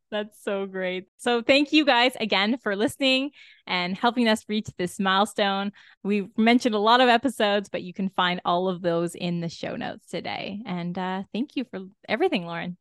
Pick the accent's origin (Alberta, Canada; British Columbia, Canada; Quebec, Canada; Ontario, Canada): Ontario, Canada; we're all from Ontario